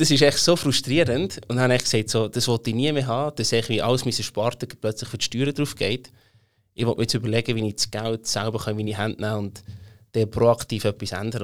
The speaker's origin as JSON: {"language": "German", "area": "Emmental", "region": "Bern", "country": "Switzerland", "tie": "born or raised there", "accent": "Bernese German", "said": "ich bin aufgewachsen im Emmental, ein richtiges Landei, darum rede ich auch das schöne Berndeutsch"}